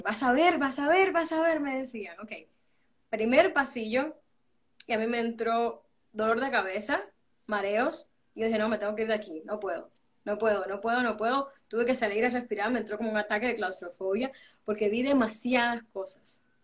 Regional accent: Cuba; now in Guatemala; siendo caribeña

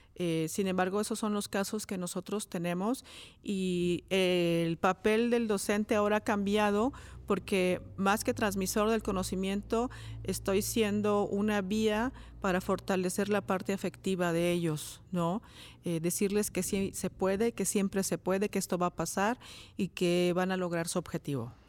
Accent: Cuautla, Morelos, Mexico; yo soy de Coautla, originaria de Coautla, Morelos

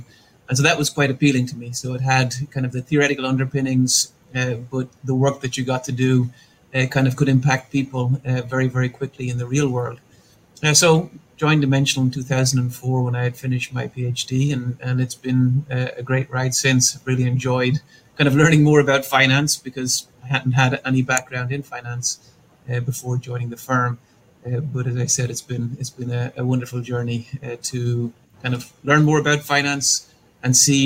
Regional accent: Ireland; moved away as an adult; also born or lived in Pasadena, California, United States; now in Austin, United States; I was born in Ireland, grew up in Ireland, and went to undergrad and did a master's degree at Trinity College there in Dublin

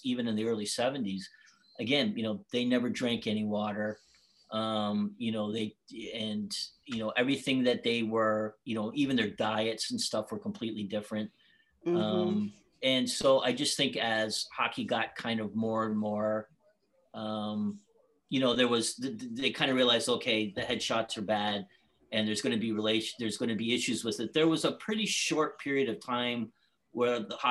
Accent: Boston, Massachusetts, United States; moved away; I grew up with Dad in Boston

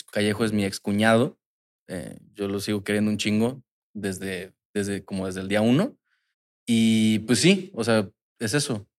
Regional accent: Cancún, Quintana Roo, Mexico; somos de Cancún

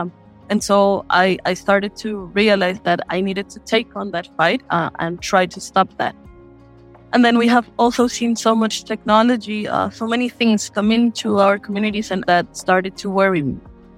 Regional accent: Brazil; I am from the Pancararu people in Brazil.

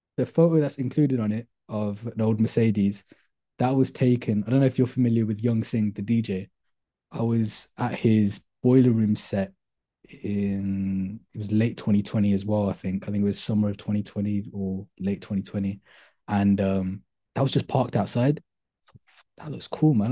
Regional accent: Birmingham, West Midlands, United Kingdom; I'm originally from Handsworth. I went to school in Handsworth on Grove Lane

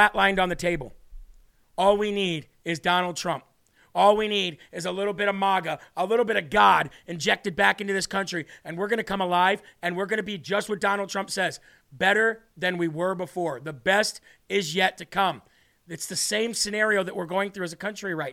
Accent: United States; As an American

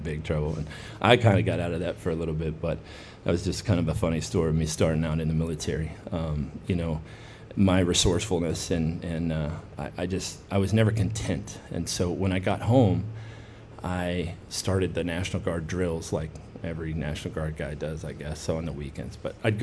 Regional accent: United States; growing up as an American

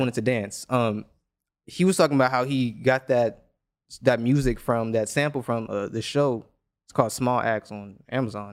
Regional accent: United States; I'm Black American

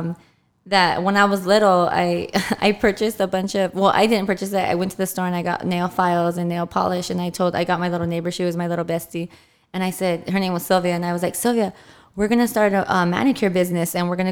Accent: Fontana, California, United States; I grew up in Fontana, and I'm the only girl

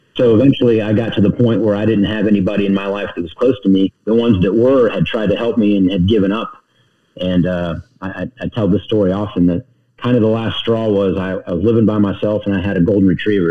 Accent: Charlotte, North Carolina, United States; also born or lived in Youngstown, Ohio; I grew up in the South. I claim the South

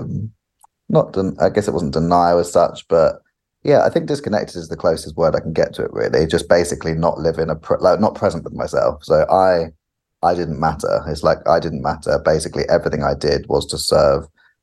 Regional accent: United Kingdom; also born or lived in California; being a British person, but also a British man, has been really interesting, because you just grow up in your culture

